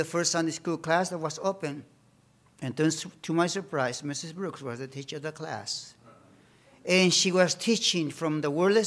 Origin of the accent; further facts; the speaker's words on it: Bolivia; English is a second language; moved away; also born or lived in Detroit, United States